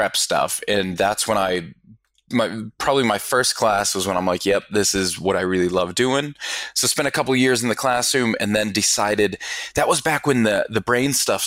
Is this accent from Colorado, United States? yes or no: yes; Denver, Colorado, United States; moved away as an adult; also born or lived in Pittsburgh, Pennsylvania / Melbourne, Australia; I was born in Pittsburgh, but really quickly moved over to Denver. So pretty much spent most of my childhood there.